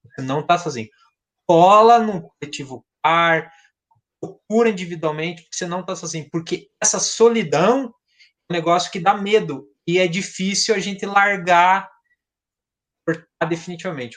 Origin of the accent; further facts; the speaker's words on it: South Region, Brazil; eu sou do Sul